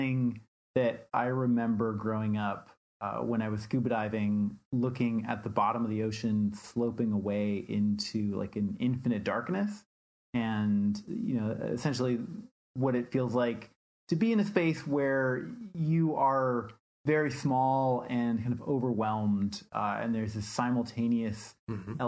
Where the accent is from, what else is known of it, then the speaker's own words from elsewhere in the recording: Washington, United States; when I was growing up in Washington State